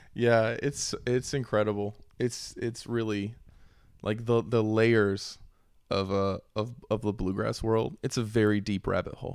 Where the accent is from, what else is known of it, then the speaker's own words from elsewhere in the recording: Glen Alpine, North Carolina, United States; moved away; also born or lived in Houston, Texas; growing up in Western North Carolina